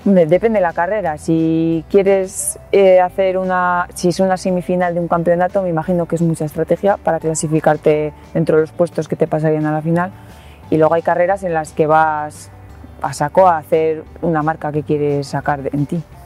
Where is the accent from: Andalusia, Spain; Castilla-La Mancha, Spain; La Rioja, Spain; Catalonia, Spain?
La Rioja, Spain; Cenicero; nos quedamos sin equipo de baloncesto en el pueblo, en Cenicero